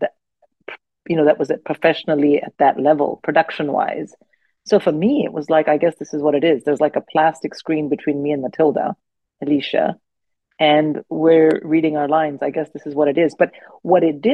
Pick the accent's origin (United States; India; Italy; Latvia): India; now in United Kingdom; I didn't grow up here. I grew up in India